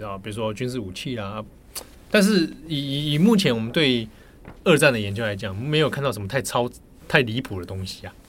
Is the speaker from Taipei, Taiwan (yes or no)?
yes; Taipei, Taiwan; 我小时候，我童年成长其实是在北投的阳明山那个山区里面